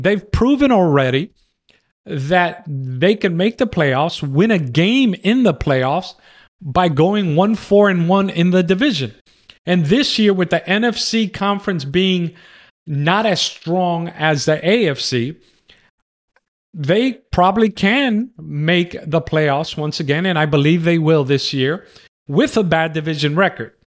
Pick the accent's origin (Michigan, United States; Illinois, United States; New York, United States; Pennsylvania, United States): New York, United States; New York City; also born or lived in Manhattan; now in Texas, United States; I was born in Manhattan, raised in the Bronx, but I'm living in cowboy country. I'm living in Texas.